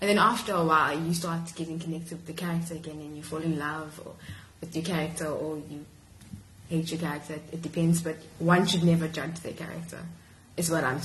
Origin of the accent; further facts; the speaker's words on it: Durban, KwaZulu-Natal, South Africa; moved away as an adult; also born or lived in Grahamstown, South Africa; now in Cape Town, South Africa; I'm originally from Durban